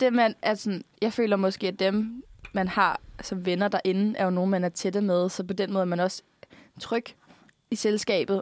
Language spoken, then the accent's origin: Danish; Bornholm, Capital Region of Denmark, Denmark; moved away; vi er fra Bornholm og er, et samfund, eller er fra et samfund, hvor man faktisk bare kender alle lidt